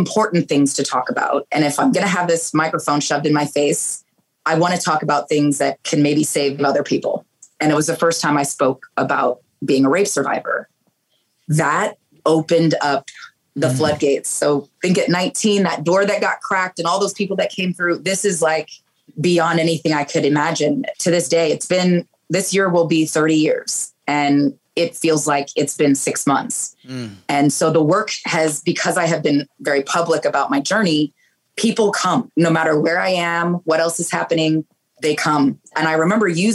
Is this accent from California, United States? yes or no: yes; Pleasanton, California, United States; from Pleasanton, you know, the town that I grew up in Northern California